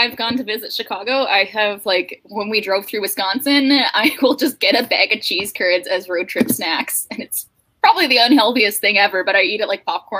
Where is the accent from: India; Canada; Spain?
Canada